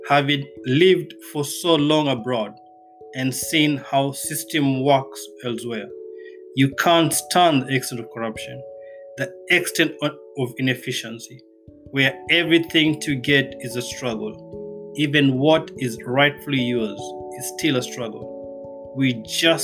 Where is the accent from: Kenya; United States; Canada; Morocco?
Kenya; moved away; I am a Kenyan by birth